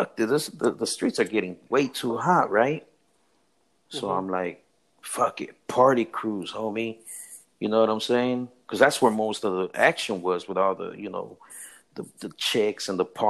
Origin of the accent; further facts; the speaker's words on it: Los Angeles, California, United States; also born or lived in Compton, California; We moved out of that area a little bit after I've moved over to the Pico Union area over by MacArthur Park and downtown